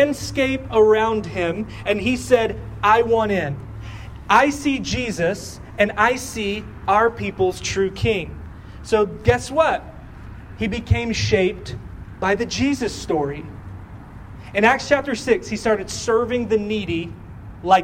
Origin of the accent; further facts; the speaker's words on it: Texas, United States; We are from Texas